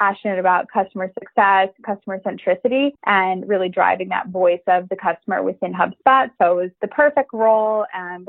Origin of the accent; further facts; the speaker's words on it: Chicago, Illinois, United States; moved away as an adult; now in Dublin, Ireland; I'm originally from Chicago, a Chicago girl